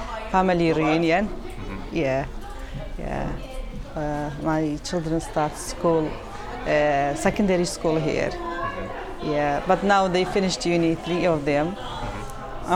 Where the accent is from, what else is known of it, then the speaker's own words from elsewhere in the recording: Iraq; English is a second language; moved away as an adult; now in Glasgow, United Kingdom; I am from Iraq